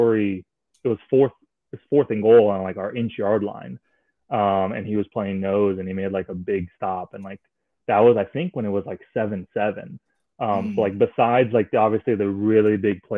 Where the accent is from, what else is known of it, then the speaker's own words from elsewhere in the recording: Miami, Florida, United States; I'm from Miami